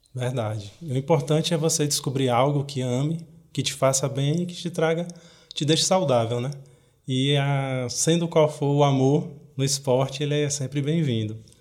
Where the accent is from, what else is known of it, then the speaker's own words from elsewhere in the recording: Bahia, Brazil; now in Fortaleza, Brazil; Eu sou baiano